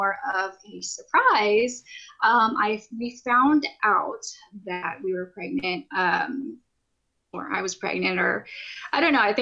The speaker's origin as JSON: {"language": "English", "region": "California", "country": "United States", "said": "I'm from California, worked from California, but pretty soon we'll be moving here literally this Saturday to up to the Pacific Northwest"}